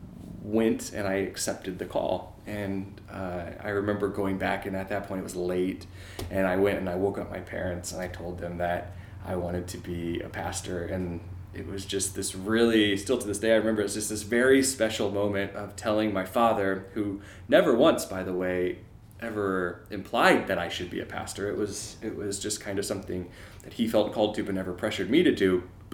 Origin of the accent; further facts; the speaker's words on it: St. Louis, Missouri, United States; I'm from Missouri, I'm from St. Louis